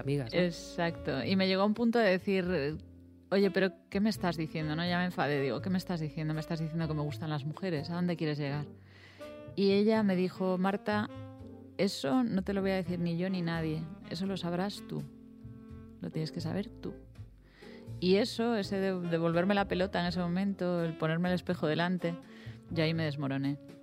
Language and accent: Spanish; A Coruña, Galicia, Spain; yo soy coruñesa